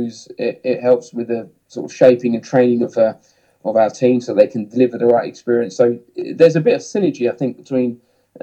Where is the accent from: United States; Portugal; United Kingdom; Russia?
United Kingdom; Hemel Hempstead, East of England; accent: south of England; you can tell by my accent that, you know, I'm kind of from the south of England. You know, grew up in Hemel Hempstead